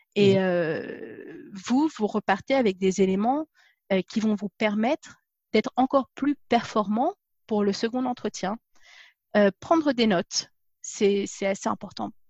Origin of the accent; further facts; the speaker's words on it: Paris region, Île-de-France, France; moved away as an adult; also born or lived in Dijon; now in England; je suis née à Dijon, j'ai grandi dans la région parisienne.